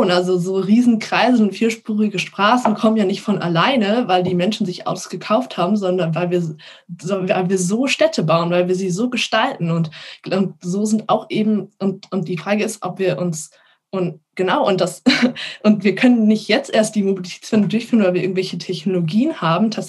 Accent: Hesse, Germany; Also ich bin in der Nähe von Frankfurt aufgewachsen

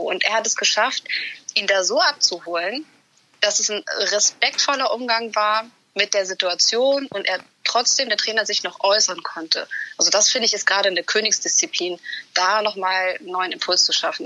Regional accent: Hamburg, Germany; ich Hamburgerin bin

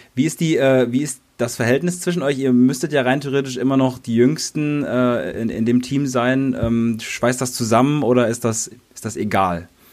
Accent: North Rhine-Westphalia, Germany; ich komme zum Beispiel aus NRW

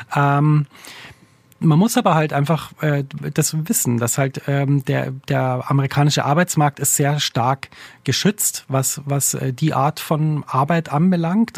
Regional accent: Bavaria, Germany; moved away as an adult; also born or lived in Zürich; now in New York, United States; bei uns in Bayern

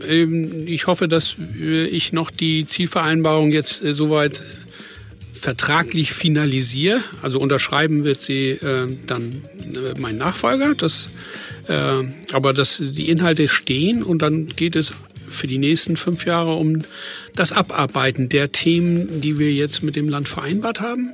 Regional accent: Fehmarn, Schleswig-Holstein, Germany; Beide kommen wir aus Ostholstein, ich von Fehmarn, er von, aus Oldenburg

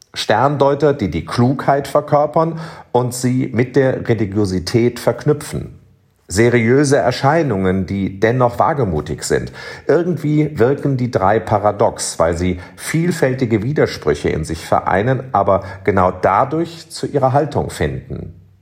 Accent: Cologne, North Rhine-Westphalia, Germany; moved away as an adult; now in Bonn, Germany; mein Kölner Herz höher schlagen lässt. Wie oft habe ich in Kinder- und Jugendjahren zuerst als Domchorknabe und später als Domessdiener am Dreikönigsfest vor dem Schrein

